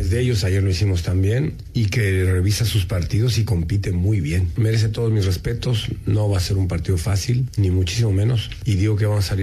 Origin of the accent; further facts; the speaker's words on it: San Luis Potosí, Mexico; de San Luis Potosí para comentarles que San Luis Potosí de los setentas, se llamaban los Santos de San Luis.